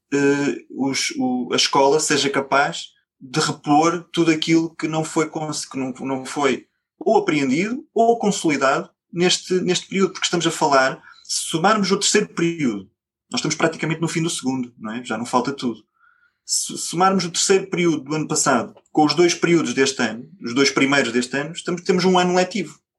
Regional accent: Coimbra, Centro, Portugal; eu sou de Coimbra

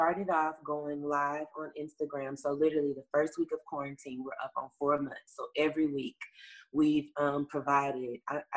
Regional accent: the South, United States; now in Los Angeles, United States; I'm from the South. I come from the church, so we call it like a little soul choir. And we bring Memphis

